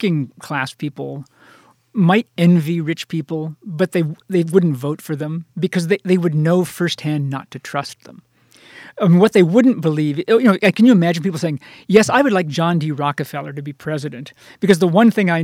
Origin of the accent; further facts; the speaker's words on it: Iowa, United States; I'm from Iowa